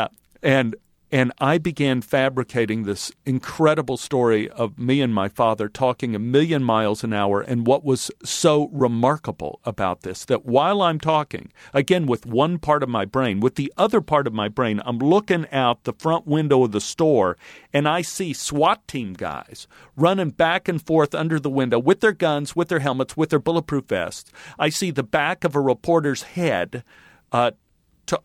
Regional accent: Texas, United States; I grew up in Texas where a man's grocery cart is sacrosanct.

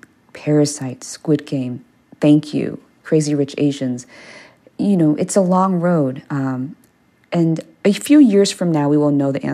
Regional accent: Maryland, United States; first language English; moved away; I grew up in Maryland

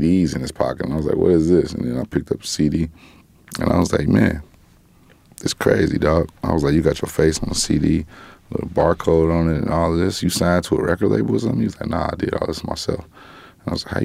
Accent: Gary, Indiana, United States; I'm from Gary

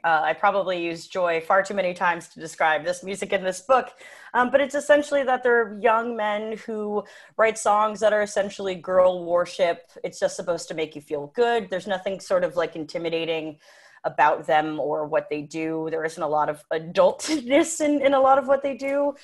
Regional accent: United States; I'm an American

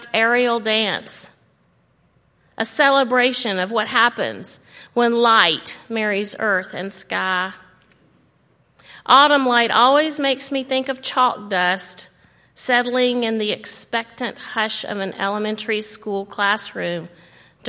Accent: Alabama, United States; now in Tennessee, United States; I grew up in Alabama where the new season mostly means the end of unrelenting heat and oppressive humidity.

